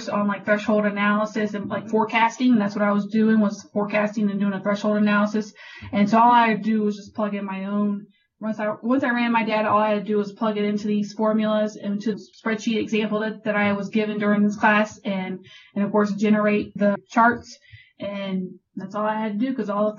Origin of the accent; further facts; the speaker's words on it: Richmond, Virginia, United States; moved away as an adult; also born or lived in Fayetteville, North Carolina; I'm originally from Richmond, Virginia. That's where I grew up.